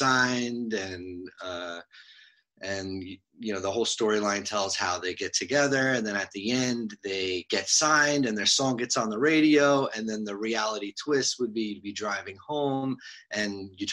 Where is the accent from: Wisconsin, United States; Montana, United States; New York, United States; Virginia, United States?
New York, United States; New York City; also born or lived in Long Island; I grew up in Douglaston, which is just right on the border of Long Island and Queens